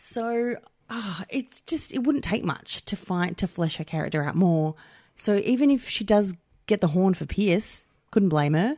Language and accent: English; Melbourne, Victoria, Australia; I'm from St Albans, which is not from there. Like, I lived a lot of my childhood in Saint Albans